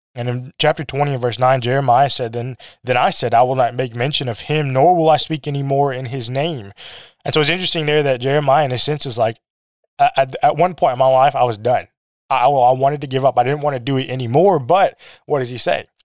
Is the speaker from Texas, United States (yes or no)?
no; Missouri, United States; also born or lived in South Korea / Minnesota; when I was, like, two, I think we lived, we moved to Missouri. My dad was preaching in Missouri. He preached there for, I think, almost nineteen years. Um, I grew up there